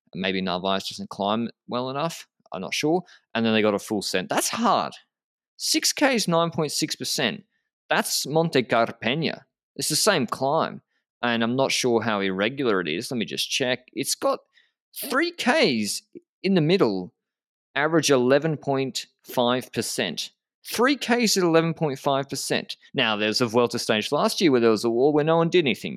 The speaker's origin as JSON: {"language": "English", "country": "Australia", "said": "as an Australian"}